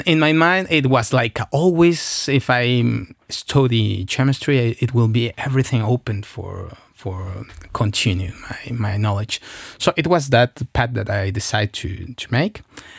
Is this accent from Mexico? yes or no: yes; Mexico City, Mexico; So I come from Mexico City, and it's not near to any kind of vineyards there, so any region.